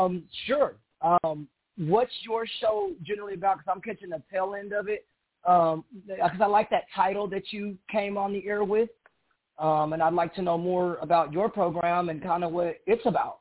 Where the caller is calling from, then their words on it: Dallas-Fort Worth area, Texas, United States; I'm calling from the Dallas-Fort Worth area Central Time Zone.